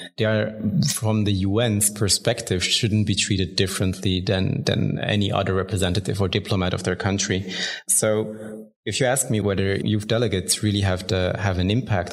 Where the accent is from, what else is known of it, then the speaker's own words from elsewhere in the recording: Bern, Switzerland; I was born and raised in Bern here in Switzerland